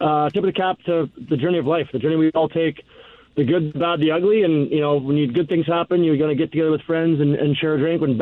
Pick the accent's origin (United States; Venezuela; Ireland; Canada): Canada; moved away; our days growing up in Canada